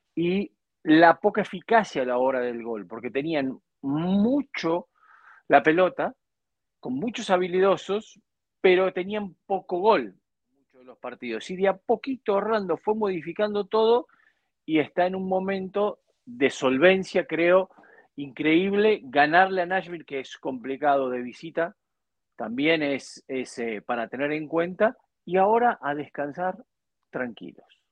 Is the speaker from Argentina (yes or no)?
yes; Argentina; Hoy en mi país